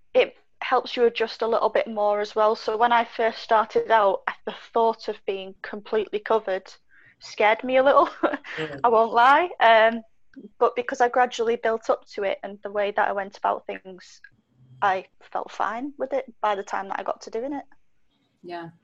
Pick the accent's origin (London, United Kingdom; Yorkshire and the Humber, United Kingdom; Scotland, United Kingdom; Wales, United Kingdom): Wales, United Kingdom; now in Manchester, United Kingdom; I grew up in Wales for a period of time